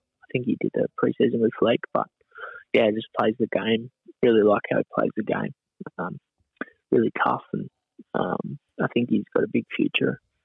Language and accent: English; Maitland, New South Wales, Australia; growing up in Maitland